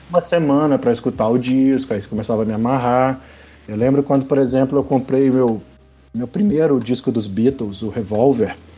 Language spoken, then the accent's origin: Portuguese; Belo Horizonte, Minas Gerais, Brazil; also born or lived in Juiz de Fora; Eu cresci na Concórdia aqui em Belo Horizonte